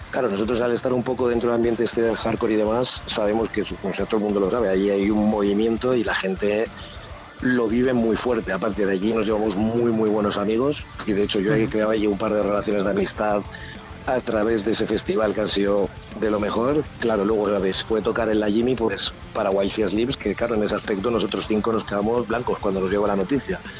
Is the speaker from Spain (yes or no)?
yes; Alicante, Valencian Community, Spain; now in Vitoria-Gasteiz, Spain; soy alicantino